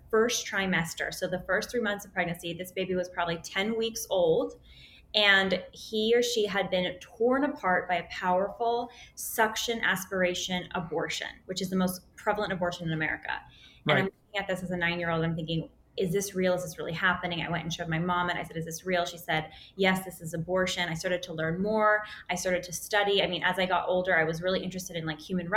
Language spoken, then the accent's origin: English; Silicon Valley, Northern California, United States; We grew up in Silicon Valley, so Northern California